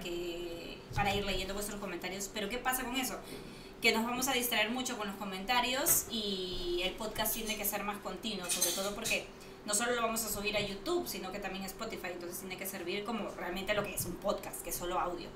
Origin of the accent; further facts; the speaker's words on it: Lima, Peru; now in Barcelona, Spain; como buena peruana que soy